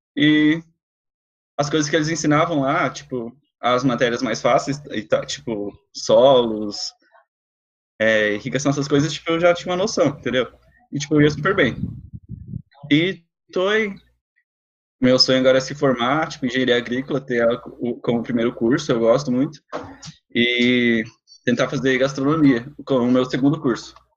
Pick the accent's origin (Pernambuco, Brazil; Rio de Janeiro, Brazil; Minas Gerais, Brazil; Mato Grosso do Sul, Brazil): Mato Grosso do Sul, Brazil; Laguna Carapã; eu sou de Laguna Carapã, uma cidadezinha aqui no Mato Grosso do Sul